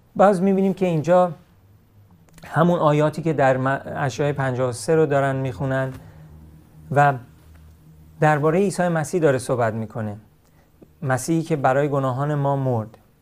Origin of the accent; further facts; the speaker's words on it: Iran; من همیشه ایرانی هستم